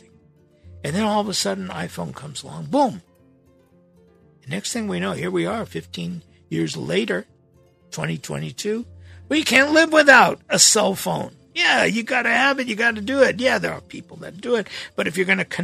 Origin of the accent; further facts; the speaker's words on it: Los Angeles, California, United States; 1960s, 1970s in Los Angeles growing up